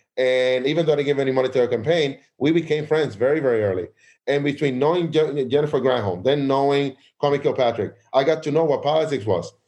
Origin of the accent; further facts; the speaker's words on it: New York City, New York, United States; Again, I'm from Williamsburg. That's where I'm from.